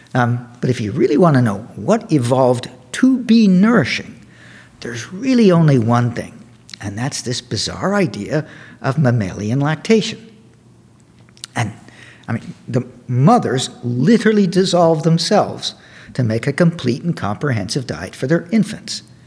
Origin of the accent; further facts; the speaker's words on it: Canada; moved away as an adult; also born or lived in Cornell University, New York; now in Davis, United States; I'm Canadian